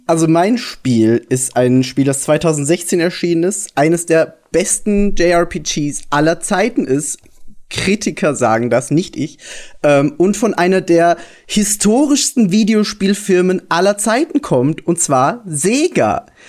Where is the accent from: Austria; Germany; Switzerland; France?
Austria; ich bin Österreicher